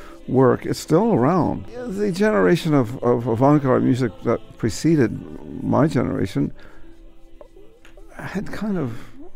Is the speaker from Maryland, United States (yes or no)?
yes; Baltimore, Maryland, United States; And I grew up in Baltimore